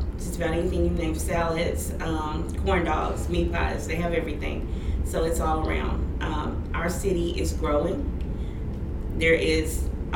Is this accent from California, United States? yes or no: no; Shreveport, Louisiana, United States; I was born in Shreveport. I grew up in Shreveport